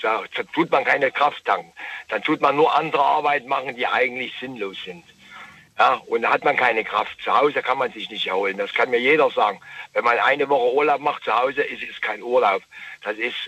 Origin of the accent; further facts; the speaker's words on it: Kobern-Gondorf, on the Moselle, Rhineland-Palatinate, Germany; Ich komme aus Gobergondorf, an der Mosel unten her